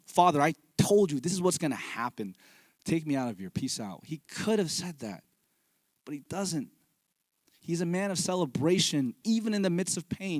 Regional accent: Fremont, California, United States; moved away as an adult; also born or lived in Pleasanton; I'm a Bay Area native. I grew up here in the East Bay, uh, Fremont and Pleasanton

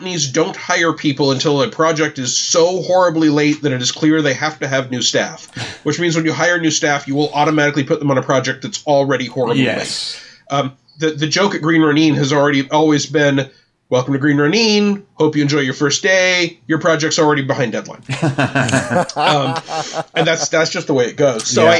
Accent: Norman, Oklahoma, United States; moved away as an adult; also born or lived in Seattle; move back to my hometown of Norman, Oklahoma

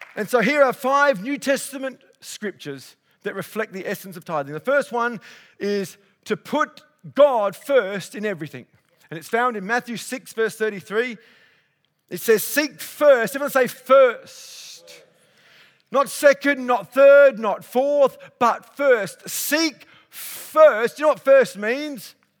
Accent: Elizabeth, South Australia, Australia; I was born in Adelaide at Elizabeth

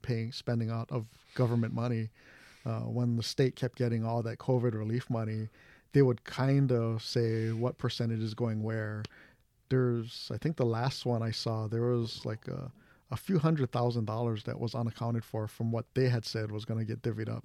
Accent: Hawaii, United States; I'm, I'm Japanese from Hawaii

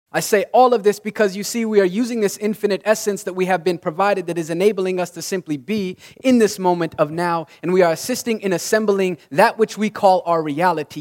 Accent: Utah, United States; I grew up in Utah

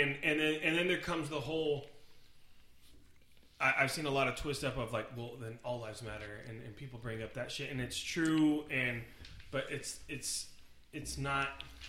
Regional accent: Sacramento, California, United States; I'm from California.

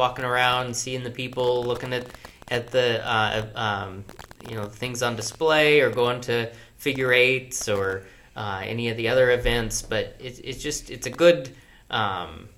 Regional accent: York, Nebraska, United States; I was from York

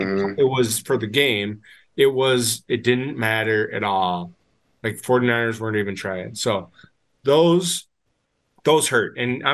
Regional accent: Minnesota, United States; also born or lived in North Dakota; I'm from Minnesota

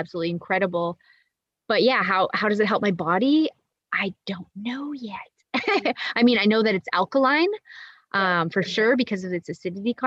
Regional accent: Canada; moved away as an adult; also born or lived in Monterrey, Nuevo León, Mexico; now in Nicaragua; I'm Canadian and I'll always will be Canadian

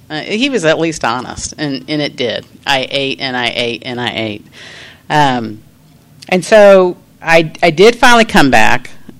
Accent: Kansas, United States; And I'm from Kansas. I'm out here. I'm on vacation in the hottest place on earth.

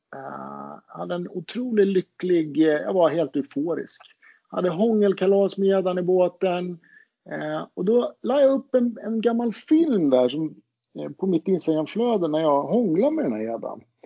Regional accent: Roslagen, Stockholm County, Sweden; jag kommer ju från Roslagen

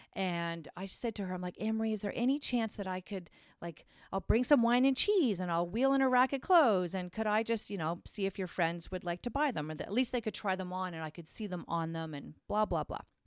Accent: Craighurst, Ontario, Canada; I grew up in Craighurst, Ontario, which is outside of Barrie

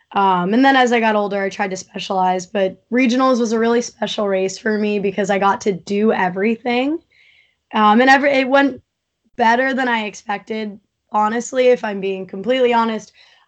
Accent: East Coast, United States; I grew up on the East Coast and we have so many competitions, maybe not as many as California

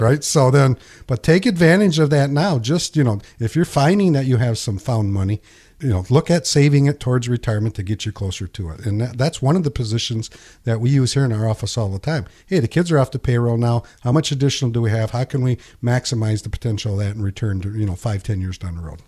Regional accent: Pinconning, Michigan, United States; When I was a kid and I grew up in Pinkani, there's a bowling alley here called White's Bowling Alley

